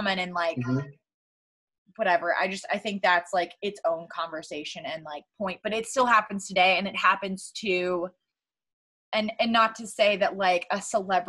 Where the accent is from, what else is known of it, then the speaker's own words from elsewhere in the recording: North Carolina, United States; moved away as an adult; also born or lived in Philadelphia; I grew up in North Carolina